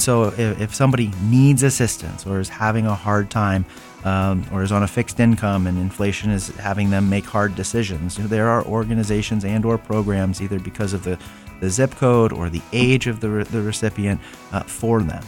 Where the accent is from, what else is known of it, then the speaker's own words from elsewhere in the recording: Central Ohio, United States; born and raised in Central Ohio